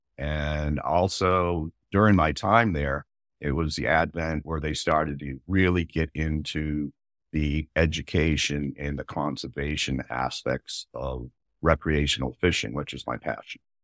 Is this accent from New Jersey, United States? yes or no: no; Maine, United States; moved away; when I was a kid growing up in Maine